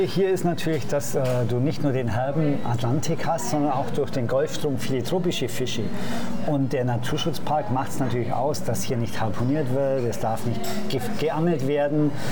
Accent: Augsburg, Bavaria, Germany; moved away as an adult; now in Madeira, Portugal; in meiner Heimatstadt in Augsburg

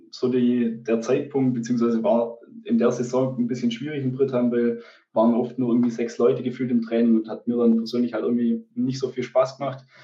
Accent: Bickelsberg, Baden-Württemberg, Germany; weil ich ähm, komme eigentlich ursprünglich ähm, nicht von Brittheim, also ich komme ursprünglich aus Bickelsberg, da gibt es auch keinen kein, ähm, ja, Sportverein, keinen kein Fußball.

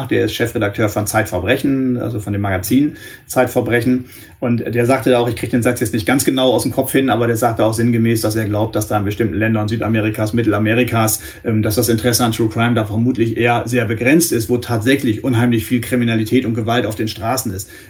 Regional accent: northwest Germany, Germany; ich komme aus dem Nordwesten Deutschlands

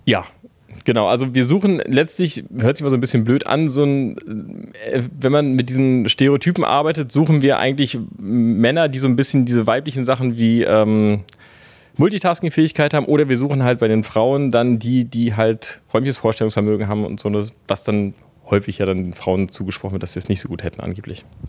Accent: Berlin, Germany; also born or lived in Leipzig; ich bin zum Beispiel gebürtiger Berliner, habe dann sechs Jahre in Leipzig gearbeitet

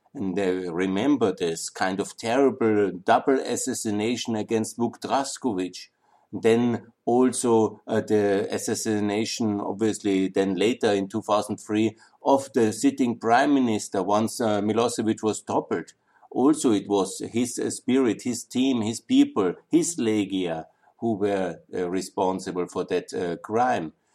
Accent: Austria; I'm from Austria

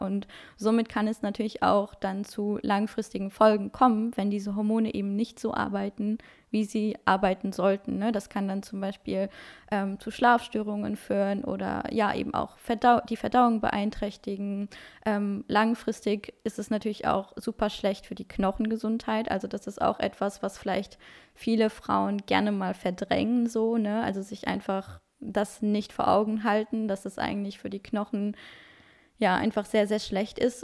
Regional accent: Luxembourg; German is a second language; now in Wuppertal, Germany; ich bin 23 Jahre und komme ursprünglich aus Luxemburg, also auch gar nicht aus Deutschland. Deswegen Deutsch ist auch nicht meine Muttersprache

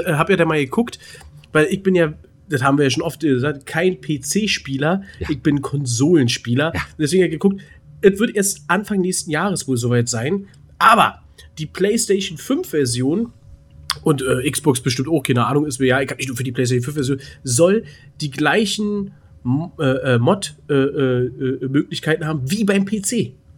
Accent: Berlin, Germany; bei uns in Berlin

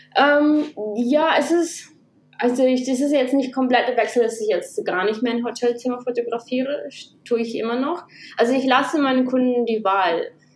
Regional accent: Kazakhstan; moved away as an adult; also born or lived in Germany; now in Australia; ich bin in Kasachstan geboren. Ich war achtzehn, als wir nach Deutschland gekommen sind

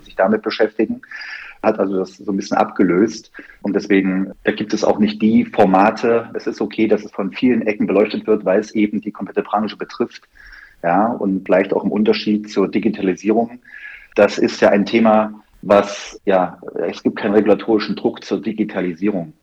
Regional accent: Erfurt, Thuringia, Germany; moved away as an adult; also born or lived in Biberach / Cologne; Nachdem ich in Thüringen, Erfurt geboren wurde und dann eine klassische Lehre damals hieß es noch Kaufmann der Grundstücks- und Wohnungswirtschaft gemacht habe, ja. bei einer klassischen Wohnungsbaugesellschaft mit Plattenbauten in Erfurt.

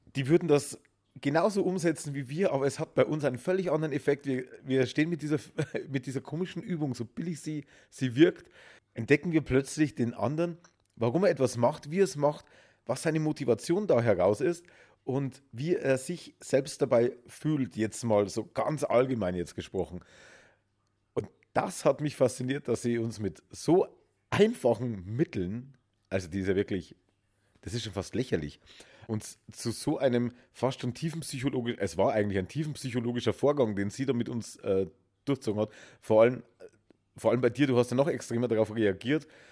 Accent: Germany; Bei uns in Deutschland

